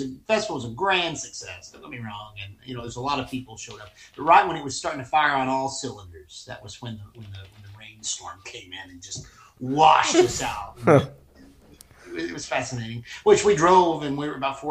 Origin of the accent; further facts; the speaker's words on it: Somerset, Kentucky, United States; I was born and raised in Somerset, Kentucky by a couple of school teachers